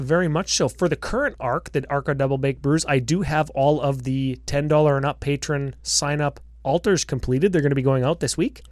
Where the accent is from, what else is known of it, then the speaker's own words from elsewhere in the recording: Canada; 'cause we're Canadian.